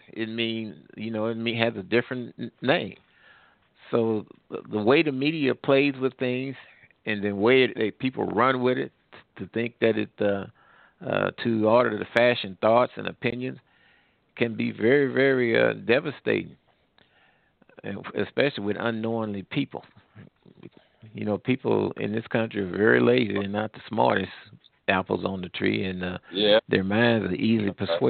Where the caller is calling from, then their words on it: Missouri, United States; we're calling from Missouri right now